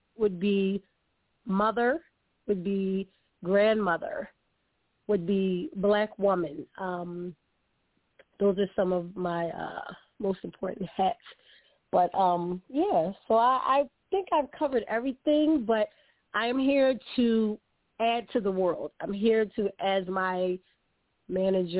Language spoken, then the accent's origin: English; Philadelphia, Pennsylvania, United States; I'm from Philadelphia, the city of brotherly love and sisterly affection, born and bred